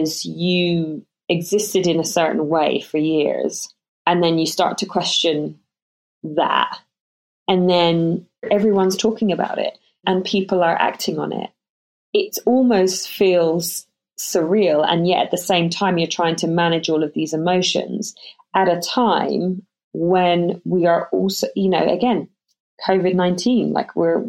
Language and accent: English; London, United Kingdom; also born or lived in Ireland; We moved over to England when I was 7. We lived in London.